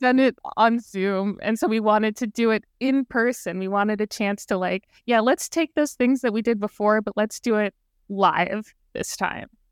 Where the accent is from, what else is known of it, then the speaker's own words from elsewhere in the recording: Brampton, Ontario, Canada; I'm from the G T